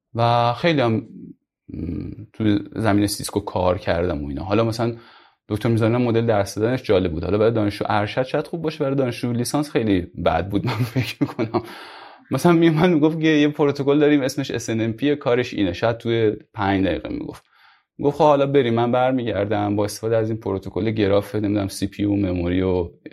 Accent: Mashhad, Razavi Khorasan, Iran; moved away as an adult; also born or lived in Kerman / Yazd / Tehran; من اصلیتم مشهدی هستم یعنی مشهد به دنیا اومدم همونجا بزرگ شدم

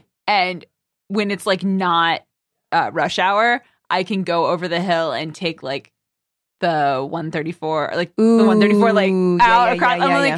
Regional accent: Maryland, United States; now in Los Angeles, United States

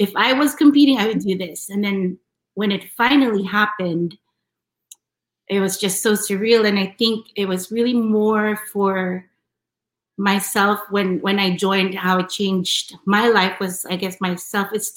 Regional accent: Manila, Metro Manila, Philippines; also born or lived in New York City; now in United States; I was born and raised in Manila

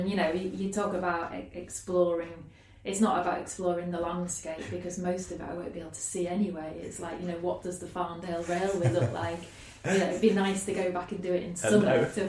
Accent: Beverley, Yorkshire and the Humber, United Kingdom; moved away as an adult; also born or lived in Iceland; I'm from Beverley originally.

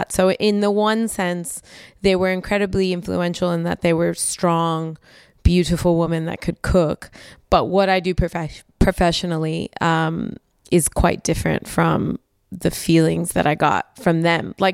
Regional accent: United States; America, I'm American.

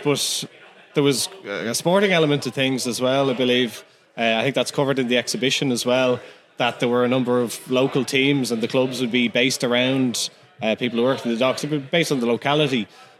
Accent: Dublin, Leinster, Ireland; I'm from Blanchardstown, so that's probably not even, I'm considered County Dublin, I suppose

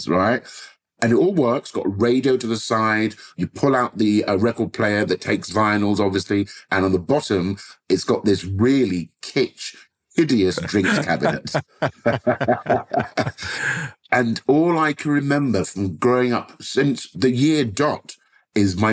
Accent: London, United Kingdom; growing up in Southwest London

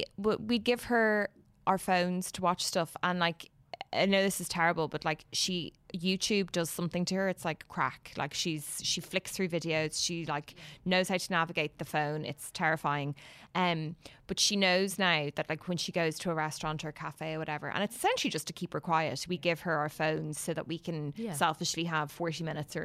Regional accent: Dún Laoghaire, Leinster, Ireland; sorry, I do love Dunleary. I'm from Dunleary.

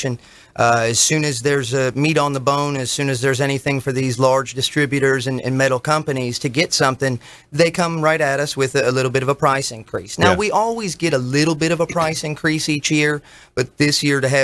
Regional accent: North Port, Florida, United States; I was from Northport, but I went to Venice High, the Indians

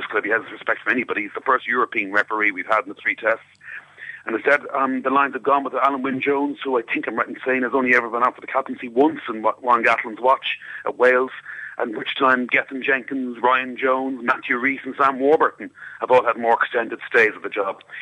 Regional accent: Ireland; I'm Irish

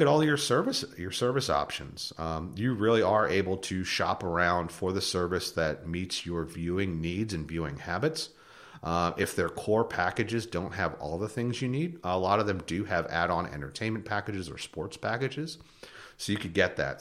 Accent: north of Philadelphia, Pennsylvania, United States; moved away; I grew up in Pennsylvania. Um, uh, north of Philadelphia an hour

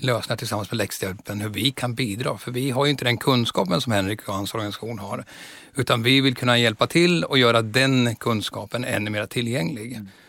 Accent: Östergötland, Sweden; moved away as an adult; also born or lived in Stockholm; Jag växte upp på landet mellan Norrköping och Söderköping så jag är en sann östgöte.

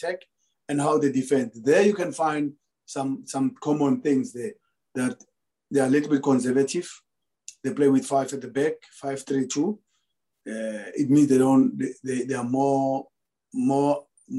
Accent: South Africa; moved away as an adult; now in Egypt; my home country

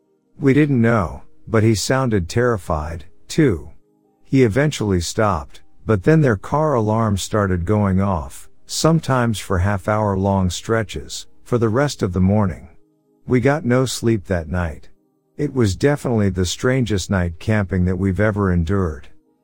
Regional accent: Sacramento, California, United States; A little backstory, I'm from Northern California, Sacramento area. All my life I wanted to be a cop.

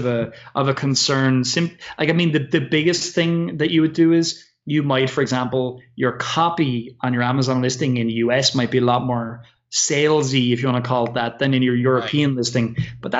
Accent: Ireland; I'm an Irish person

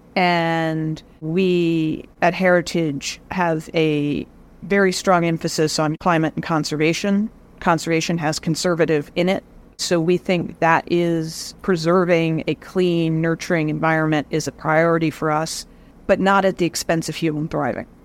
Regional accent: Pennsylvania, United States; I'm from Pennsylvania

